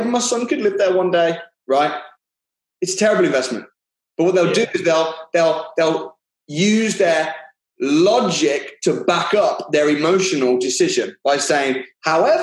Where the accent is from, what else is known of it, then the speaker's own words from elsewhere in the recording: Walsall, West Midlands, United Kingdom; I grew up in Warsaw